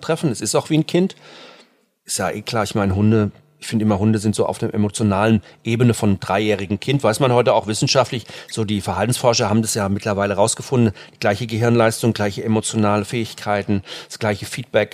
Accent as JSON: {"language": "German", "area": "near Frankfurt", "region": "Hesse", "country": "Germany", "tie": "born or raised there", "moved": "yes", "lives_now": "Munich, Germany", "said": "ich bin ja auch auf dem Land groß geworden, in der Nähe von Frankfurt"}